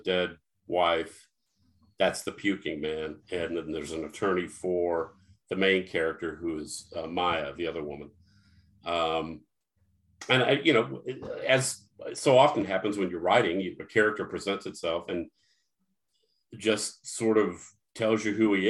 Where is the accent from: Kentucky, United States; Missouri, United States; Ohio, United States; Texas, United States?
Missouri, United States; St. Louis; now in Illinois, United States; I'm from Missouri, St. Louis, but we live in Illinois now